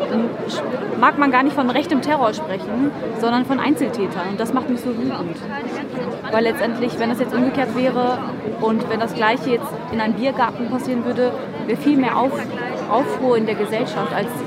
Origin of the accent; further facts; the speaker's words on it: Baden-Württemberg, Germany; Ich komme aus der Nähe von Heilbronn, aus dem schönen Hohenlohe, aber da wird Karneval oder Fasnacht oder Fasching, wie man es auch nennen will, kaum gefeiert, denn es ist evangelisch geprägt